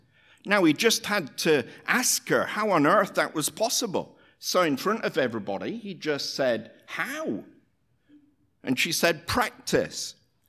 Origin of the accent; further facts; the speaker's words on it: Hull, Yorkshire and the Humber, United Kingdom; born there; I was born in Hull, Yorkshire, in England, the same city that the great abolitionist William Wilberforce was born